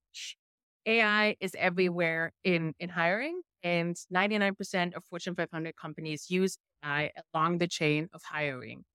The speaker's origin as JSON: {"language": "English", "country": "Germany", "accent": "thick German", "first_language": "German", "second_language": "English", "said": "my thick German accent sometimes when I speak English."}